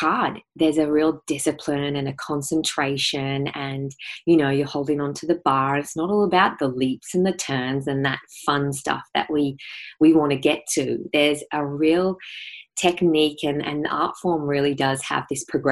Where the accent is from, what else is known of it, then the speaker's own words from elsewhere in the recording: Ararat, Victoria, Australia; I grew up in Ararat, and it's a small country town